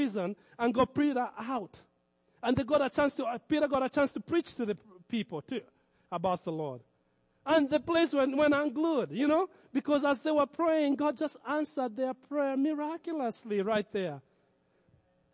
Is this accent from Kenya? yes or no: yes; Kenya; moved away; in Kenya, I grew up around Muslims